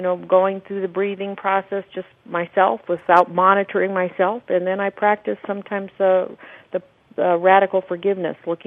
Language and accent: English; Scottsdale, Arizona, United States; here in my hometown of Scottsdale